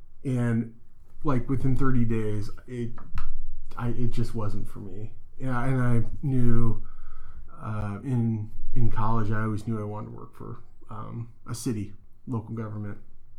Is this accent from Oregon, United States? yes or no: yes; Springfield, Oregon, United States; I was born and raised in Springfield, Oregon, did my undergrad work in Ashland, and then did my grad school work in Eugene at the University of Oregon.